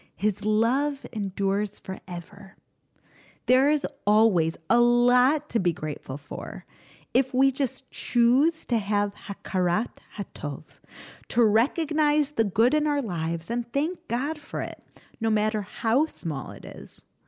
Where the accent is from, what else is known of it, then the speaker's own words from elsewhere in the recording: United States; now in Israel; growing up in America.